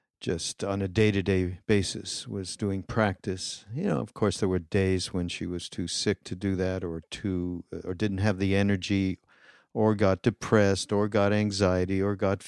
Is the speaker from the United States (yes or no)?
no; Montreal, Quebec, Canada; moved away; my hometown, actually, of Montreal